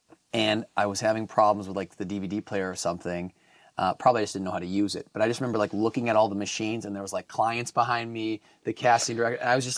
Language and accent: English; Wisconsin, United States; now in Los Angeles, United States; So, hello … I am, I'm originally from Wisconsin, but I've been out here in Los Angeles for over like almost 15 years now.